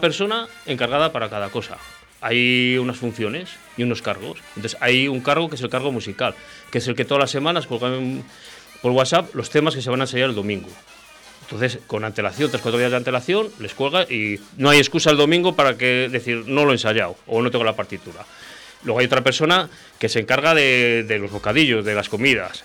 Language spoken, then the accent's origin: Spanish; Valladolid, Castile and León, Spain; somos muy de Castilla, de Valladolid